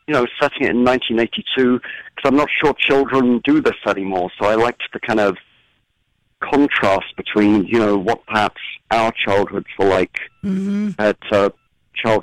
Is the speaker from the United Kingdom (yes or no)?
yes; England, United Kingdom; moved away; my childhood was in England